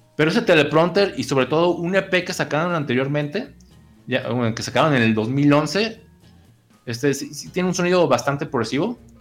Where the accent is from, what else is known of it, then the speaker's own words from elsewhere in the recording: Guadalajara, Jalisco, Mexico; yo no soy de Colima, pues soy de Guadalajara